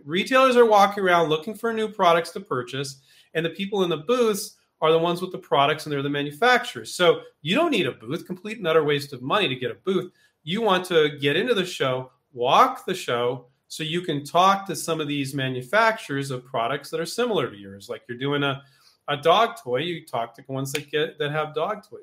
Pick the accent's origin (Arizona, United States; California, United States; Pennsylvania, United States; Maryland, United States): California, United States; Silicon Valley; moved away as an adult; now in Henderson, United States; I grew up in Silicon Valley